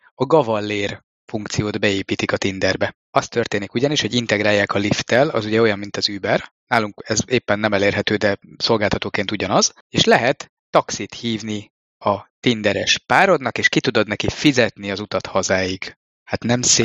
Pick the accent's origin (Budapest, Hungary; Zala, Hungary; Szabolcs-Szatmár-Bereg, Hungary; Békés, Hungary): Budapest, Hungary; én pedig Pesti vagyok